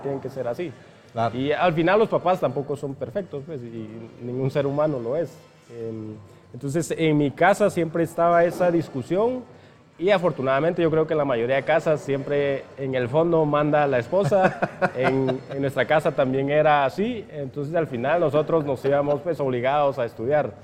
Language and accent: Spanish; Piedra Cuache, San Marcos, Guatemala; moved away as an adult; yo crecí en Piedracuache, ahí estudié toda la primaria